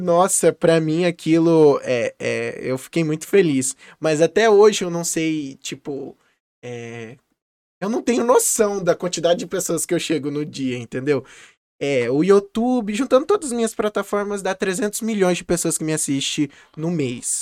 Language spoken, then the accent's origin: Portuguese; Campo Grande, Mato Grosso do Sul, Brazil; nascido e criado aqui em Campo Grande, a minha terra natal.